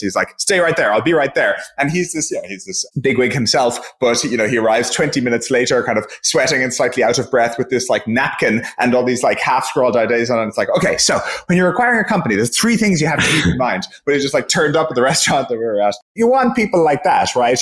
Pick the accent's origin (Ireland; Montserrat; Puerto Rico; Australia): Ireland; I'm from Ireland